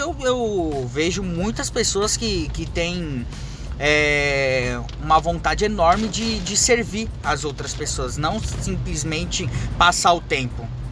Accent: Japan; now in Brazil; minha infância morando no Japão

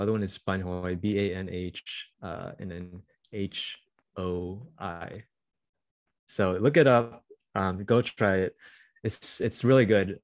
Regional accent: Bay Area, California, United States; also born or lived in Irvine, California; I'm just really proud of where I grew up

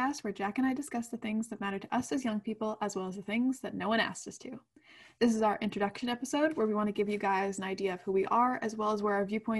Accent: Canada; we're Canadian. We live up in the north.

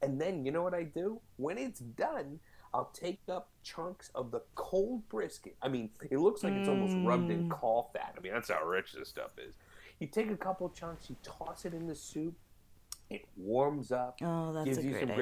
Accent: St. Louis, Missouri, United States; moved away; I grew up in St. Louis

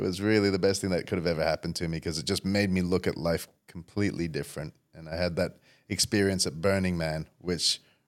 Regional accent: Indonesia; also born or lived in Saudi Arabia / Perth, Australia; growing up I was fairly privileged living around the world with dad as an expat in Indonesia, and I was born in Saudi Arabia. So we had some pretty luxurious lifestyles until we came to Perth

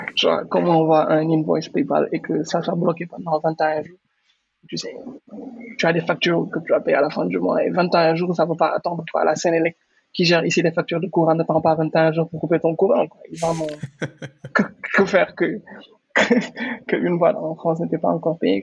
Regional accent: Senegal; Je suis entrepreneur sénégalais, je vis au Sénégal, j'ai grandi au Sénégal

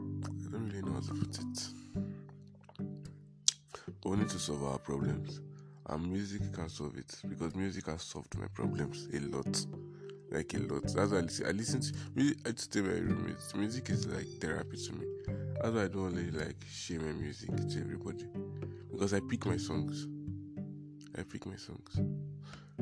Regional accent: Nigeria; I'm a Nigerian

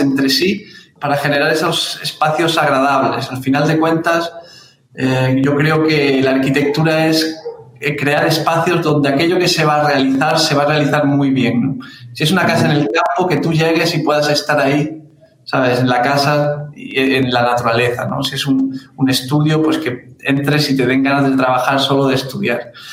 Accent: Granada, Andalusia, Spain; moved away as an adult; now in São Paulo, Brazil; soy español, de Granada

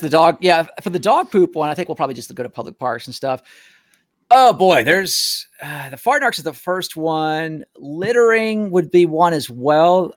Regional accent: Nashville, Tennessee, United States; moved away; I'm from Nashville originally

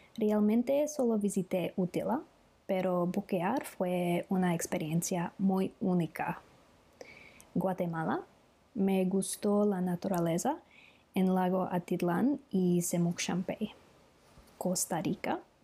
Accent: Australia; Spanish is a second language; soy de Australia y vivo en Melbourne

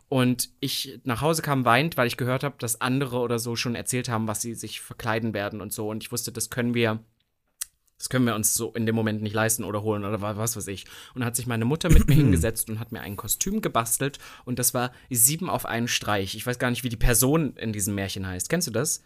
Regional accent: East Germany, Germany; als ich damals groß geworden bin im Osten

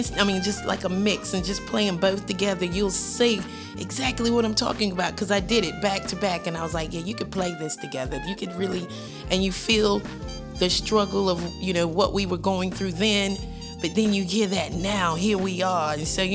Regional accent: Daufuskie Island, South Carolina, United States; From the island, that's how I pronounce it. I say I'm Defusky. I'm from Defusky

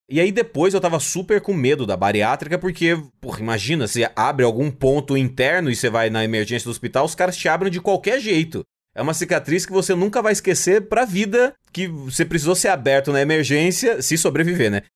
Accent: Cuiabá, Mato Grosso, Brazil; now in Chicago, United States; sou de Cuiabá

